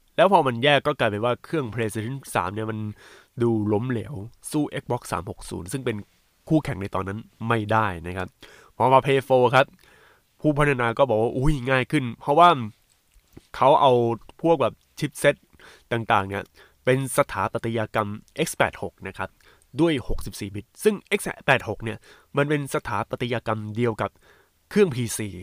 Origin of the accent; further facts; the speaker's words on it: Bangkok, Thailand; moved away as an adult; จริง ๆ ตัวผมเป็นคนกรุงเทพนะแต่ว่าพ่อแม่ย้ายไปต่างจังหวัด